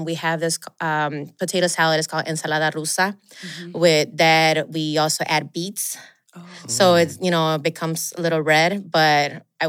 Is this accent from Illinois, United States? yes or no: yes; Chicago, Illinois, United States; So then growing up in Chicago, where it's, you know, December is very cold and very quiet in the streets.